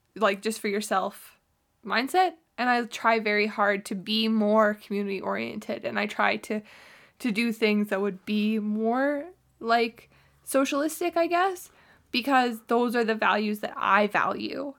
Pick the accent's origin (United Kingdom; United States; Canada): Canada; I grew up in Canada